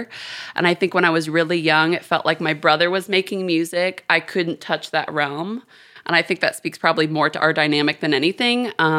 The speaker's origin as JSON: {"language": "English", "town": "Houston", "region": "Texas", "country": "United States", "tie": "born or raised there", "also_born_or_lived": "London, United Kingdom", "said": "I'm from Houston. I had a really weird childhood on multiple levels, but I was born in Houston. I moved to London when I was 4. I was there until I was 14, so basically my whole prominent years, and then I moved back to Houston."}